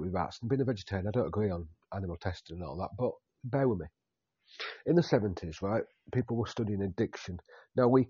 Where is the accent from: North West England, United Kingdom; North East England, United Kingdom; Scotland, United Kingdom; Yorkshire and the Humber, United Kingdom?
Yorkshire and the Humber, United Kingdom; I'm a Yorkshireman